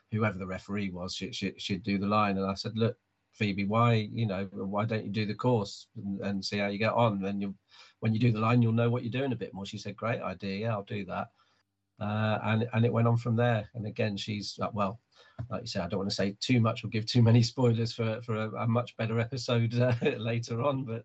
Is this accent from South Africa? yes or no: no; Hanover, Lower Saxony, Germany; born there; moved away; also born or lived in Cyprus; I was born in Hanover in Germany. I, my dad was in the army, so uh, yeah, I moved around a lot.